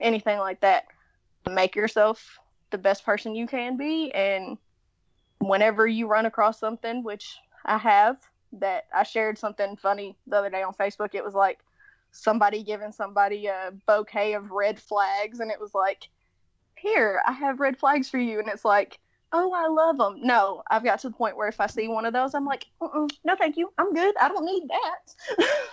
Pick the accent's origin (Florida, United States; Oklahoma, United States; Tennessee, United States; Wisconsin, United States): Tennessee, United States; accent: Southern; We're from Tennessee.